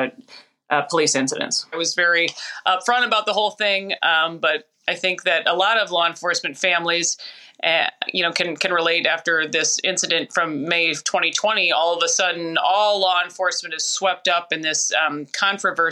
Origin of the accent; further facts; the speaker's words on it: Minneapolis, Minnesota, United States; also born or lived in Florida; the station I grew up watching in Minneapolis, Minnesota.